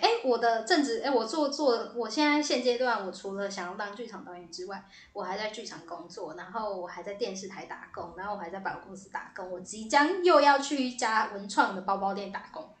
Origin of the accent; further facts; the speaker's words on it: Taipei, Taiwan; 对，台北人